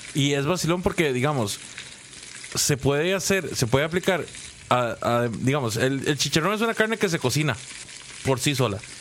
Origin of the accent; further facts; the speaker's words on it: Guápiles, Limón, Costa Rica; yo soy de Guapiles y antes ese lugar era muy, muy famoso